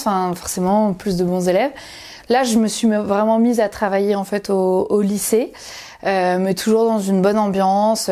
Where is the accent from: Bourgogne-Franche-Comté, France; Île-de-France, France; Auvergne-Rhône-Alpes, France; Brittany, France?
Brittany, France; Dinard; je suis née à Dinard, en Bretagne, près de Saint-Malo, au bord de la mer.